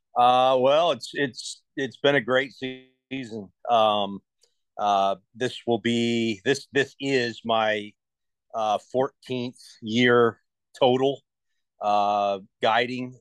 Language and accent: English; Ohio, United States; moved away as an adult; growing up in Ohio, you know, I was fishing lakes